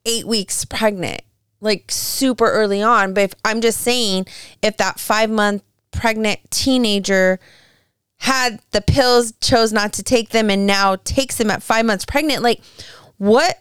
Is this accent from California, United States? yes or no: yes; California, United States; I'm from California